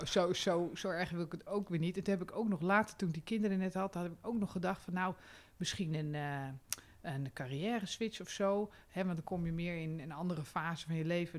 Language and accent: Dutch; Amsterdam, North Holland, Netherlands; als Amsterdammer